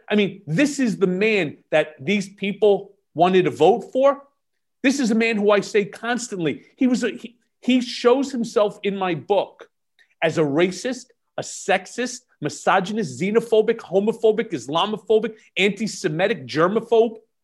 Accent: United States; also born or lived in New York; as an American

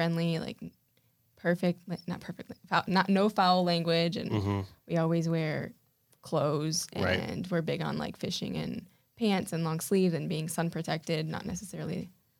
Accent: Weston, Florida, United States; We grew up in Weston.

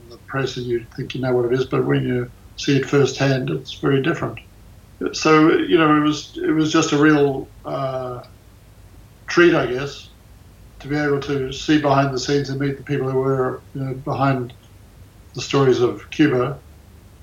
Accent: Australia; moved away as an adult; now in United States; I was born in Australia

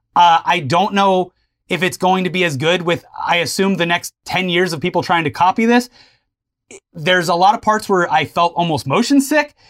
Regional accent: the South, United States; I am literally born and raised in the South

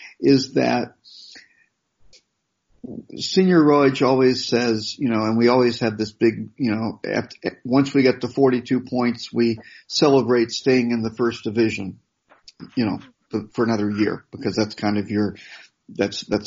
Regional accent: United States; growing up in America

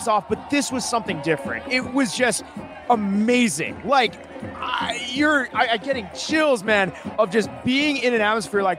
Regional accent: Tucson, Arizona, United States; growing up in Tucson

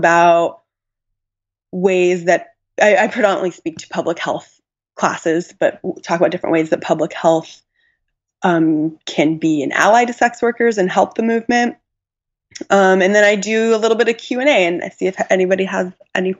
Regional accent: Tucson, Arizona, United States; I grew up in Tucson, Arizona

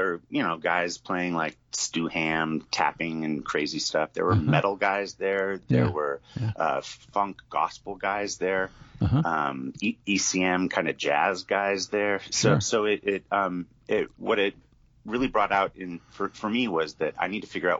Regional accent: Eugene, Oregon, United States; also born or lived in Boston; now in Portland, United States; growing up in Eugene

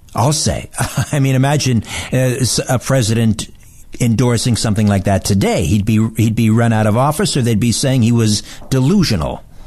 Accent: Brantford, Ontario, Canada; moved away; I was back in my hometown, Brantford, Ontario

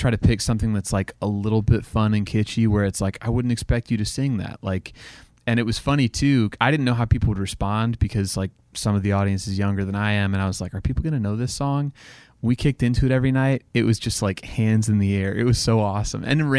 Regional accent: Oklahoma, United States; So I grew up in Oklahoma, and so I feel like that era of country music was just, I don't know, like I grew up listening to it.

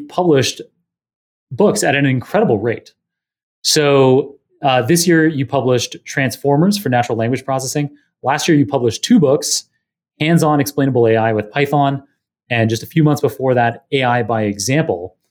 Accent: Toronto, Ontario, Canada; also born or lived in Manhattan, New York; now in New York, United States; I'm Canadian. And so people often have this idea of you being outdoorsy, but I grew up in downtown Toronto and now I live in downtown Manhattan

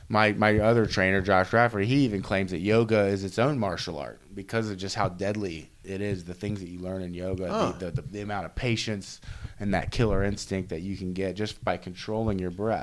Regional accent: Erlanger, Kentucky, United States; also born or lived in Edgewood, Kentucky; But I grew up in Erlanger and Edgewood.

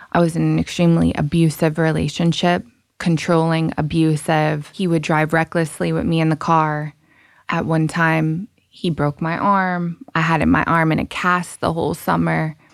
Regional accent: Rhode Island, United States; also born or lived in Massachusetts; I'm from Rhode Island.

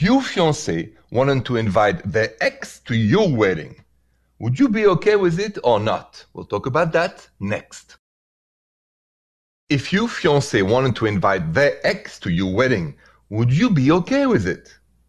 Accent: France; moved away; from France

